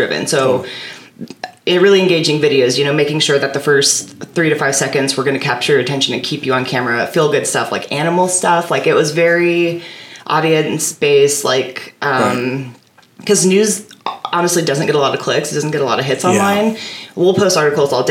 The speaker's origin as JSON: {"language": "English", "town": "Fremont", "region": "Nebraska", "country": "United States", "tie": "born or raised there", "lives_now": "Omaha, United States", "said": "I am from Fremont"}